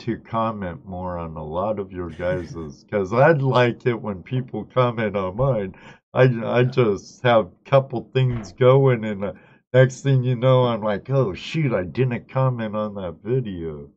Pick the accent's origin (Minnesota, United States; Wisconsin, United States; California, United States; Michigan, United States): California, United States; I grew up in California, born and raised